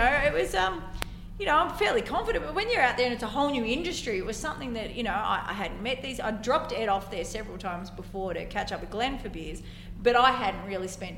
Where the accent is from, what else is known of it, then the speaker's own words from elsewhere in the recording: Ballarat, Victoria, Australia; my hometown